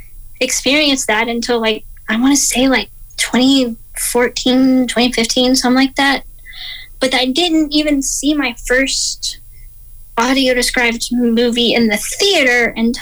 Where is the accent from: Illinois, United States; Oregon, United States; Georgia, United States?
Georgia, United States; growing up, I had pretty good vision.